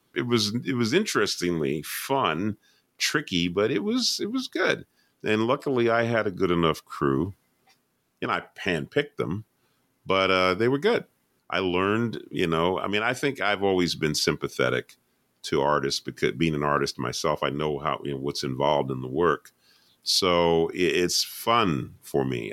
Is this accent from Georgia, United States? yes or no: yes; Atlanta, Georgia, United States; I'm from Atlanta, Georgia.